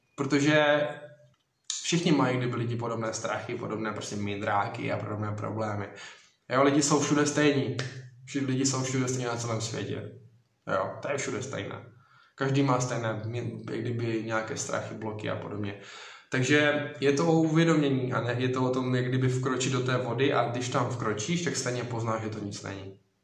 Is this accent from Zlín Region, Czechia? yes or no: yes; Strání, Zlín Region, Czechia; jsem kousek Udoverského hradiště, konkrétně to vlastně strání